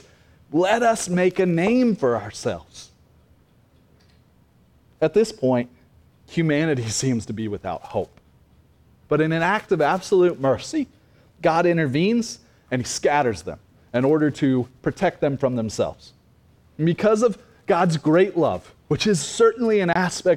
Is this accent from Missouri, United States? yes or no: yes; Cassville, Missouri, United States; also born or lived in Oklahoma; I graduated from Cassville High School